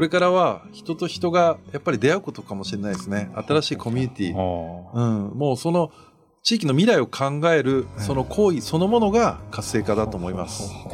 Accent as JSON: {"language": "Japanese", "region": "Kyushu", "country": "Japan", "said": "九州人としてはちょっと嬉しいみたいな"}